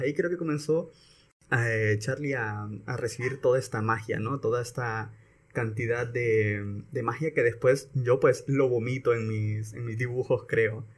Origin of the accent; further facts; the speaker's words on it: San Pedro Sula, Cortés, Honduras; also born or lived in Santa Bárbara, Honduras; Yo soy de aquí de San Pedro y me mandaron para Santa Bárbara